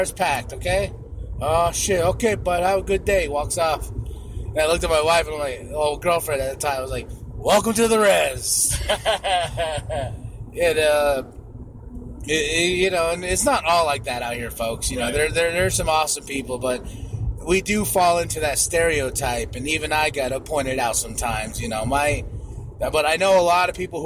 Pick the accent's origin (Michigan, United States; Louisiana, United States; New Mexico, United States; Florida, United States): New Mexico, United States; Shiprock; moved away; my hometown of Shiprock